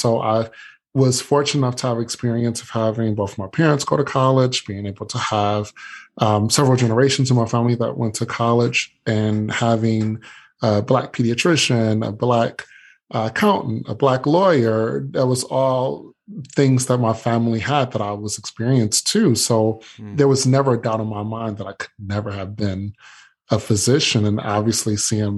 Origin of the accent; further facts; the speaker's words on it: Detroit, Michigan, United States; growing up in Detroit